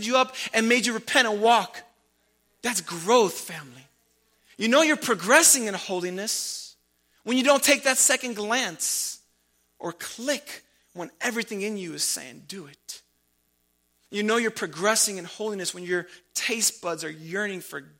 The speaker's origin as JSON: {"language": "English", "town": "Chicago", "region": "Illinois", "country": "United States", "said": "I love being from Chicago. It is my positional location. And I live in light of the fact that I'm from Chicago"}